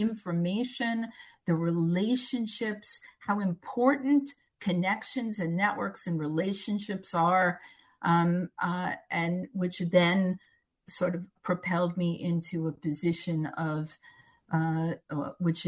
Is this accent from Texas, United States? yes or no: no; Long Island, New York, United States; moved away as an adult; also born or lived in Pittsburgh; I was brought up in New York, and everybody, you know, on Long Island